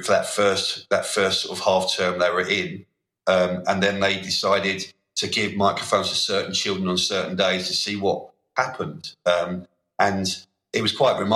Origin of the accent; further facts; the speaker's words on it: London, United Kingdom; I come from South London